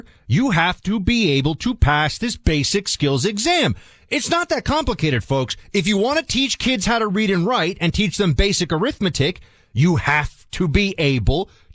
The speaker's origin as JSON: {"language": "English", "town": "New York City", "region": "New York", "country": "United States", "tie": "born or raised there", "said": "I'm currently sitting here in NYC, my hometown"}